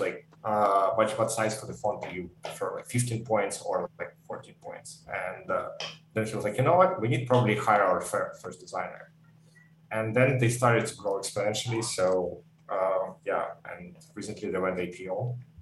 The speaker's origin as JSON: {"language": "English", "region": "central Ukraine", "country": "Ukraine", "also_born_or_lived": "Germany", "second_language": "English", "moved": "yes", "lives_now": "San Francisco Bay Area, United States", "said": "I'm originally from Ukraine, from uh, central part of Ukraine."}